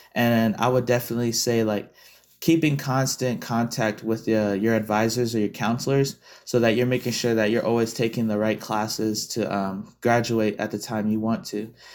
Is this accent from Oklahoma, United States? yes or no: no; Las Vegas, Nevada, United States; being someone who was born and raised in Vegas